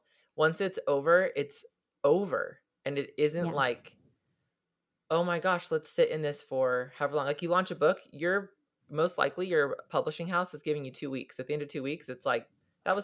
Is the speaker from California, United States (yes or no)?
yes; Southern California, United States; also born or lived in Hawaii; I grew up in Southern California, not at the beach, but plenty of opportunities